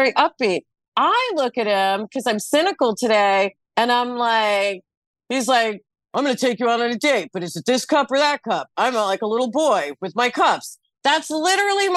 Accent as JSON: {"language": "English", "country": "United States", "said": "I'm American."}